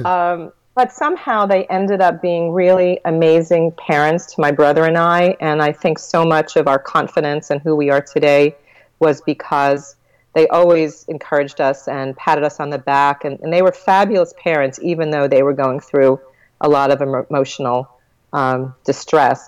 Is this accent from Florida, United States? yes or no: no; Long Island, New York, United States; I was born in Long Island, New York